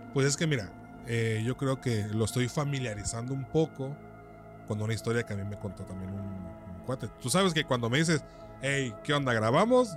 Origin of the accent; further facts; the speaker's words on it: San Juan Bautista Tuxtepec, Oaxaca, Mexico; él, yo nos criamos prácticamente aquí en Tuxtepec